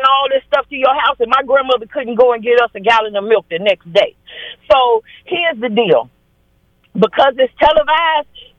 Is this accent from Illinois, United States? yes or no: yes; Chicago, Illinois, United States; I'm from Chicago, West Side, K-Town